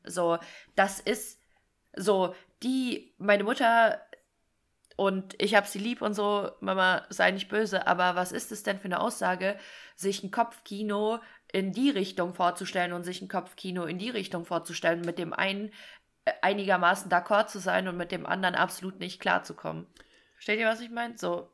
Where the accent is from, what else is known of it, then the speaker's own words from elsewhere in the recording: Fulda, Hesse, Germany; ich komme ja aus Fulda